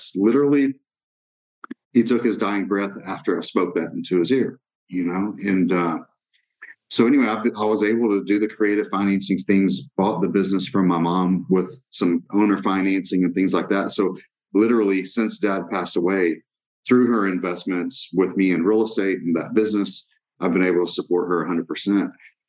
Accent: Brazil; I wouldn't change my mission field growing up in Brazil as a missionary's kid.

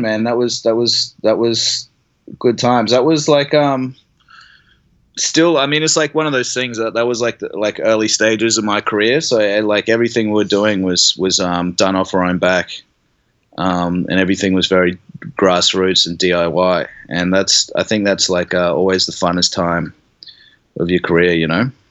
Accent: Brisbane, Queensland, Australia; also born or lived in Sydney; I grew up in Brisbane

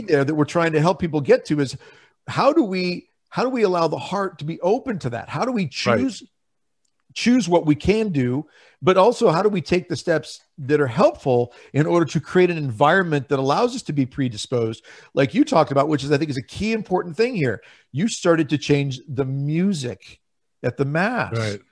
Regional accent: Lincoln, Nebraska, United States; I'm from Lincoln, Nebraska

